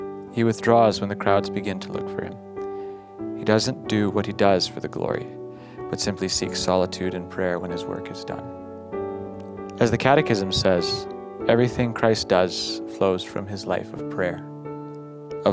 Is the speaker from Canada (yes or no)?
yes; Battleford, Saskatchewan, Canada; from Battleford, Saskatchewan.